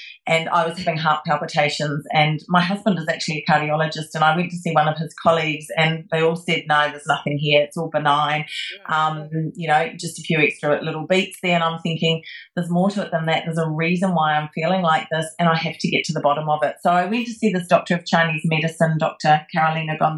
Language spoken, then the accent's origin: English; New Zealand; moved away; back when I lived in New Zealand, I became a registered nurse after I left school